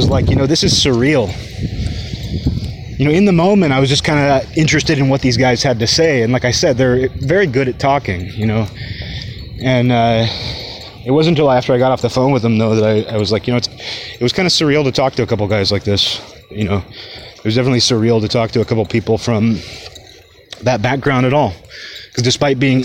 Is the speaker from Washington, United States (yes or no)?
yes; Kirkland, Washington, United States; moved away as an adult; I grew up in Kirkland